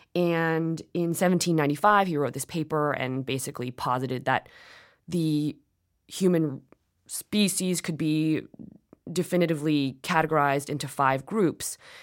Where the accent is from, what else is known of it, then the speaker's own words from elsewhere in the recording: United States; also born or lived in South Korea (ancestry); my parents were born in South Korea, I'm Korean American